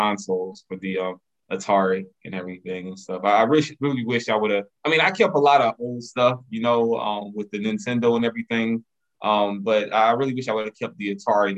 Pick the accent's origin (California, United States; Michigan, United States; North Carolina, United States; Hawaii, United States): North Carolina, United States; Lumberton; I grew up in Lumberton